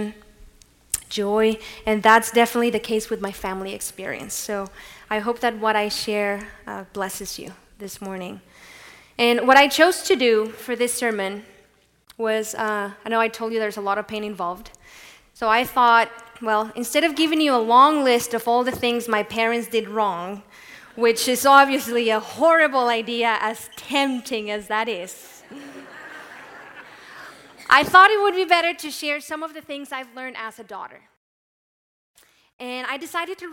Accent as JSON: {"language": "English", "country": "Mexico", "tie": "born or raised there", "moved": "yes"}